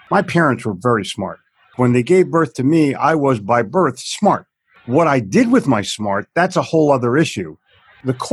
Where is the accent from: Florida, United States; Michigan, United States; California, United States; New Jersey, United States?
New Jersey, United States; It was written too hokey, and I'm from New Jersey, and we already know everything